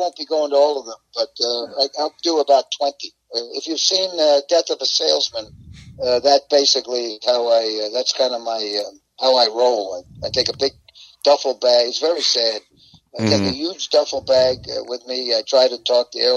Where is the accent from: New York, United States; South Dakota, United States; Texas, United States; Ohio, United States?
New York, United States; here in New York. My hometown